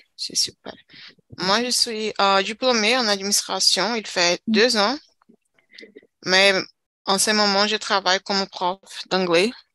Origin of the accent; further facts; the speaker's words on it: Brazil; French is a second language; Je suis brésilienne avec euh, fière. Je suis fière d'être brésilienne